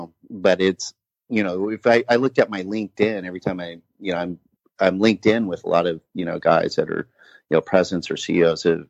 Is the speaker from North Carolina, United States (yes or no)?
no; Laguna Beach, California, United States; accent: surf skate language; moved away; I'm from Laguna Beach originally. So, you know, I definitely have sort of the surf skate language for sure.